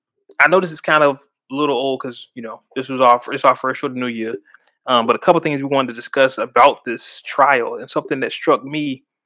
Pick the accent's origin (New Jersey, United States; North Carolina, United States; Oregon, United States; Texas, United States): Texas, United States; Houston; I'm from Houston, H-Town.